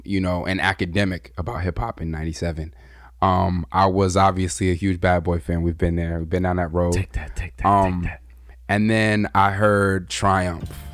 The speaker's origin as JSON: {"language": "English", "region": "Southern California", "country": "United States", "said": "I'm from Southern Cali, and Southern Cali we have gangs, and we also had a lot of racial division where I came from."}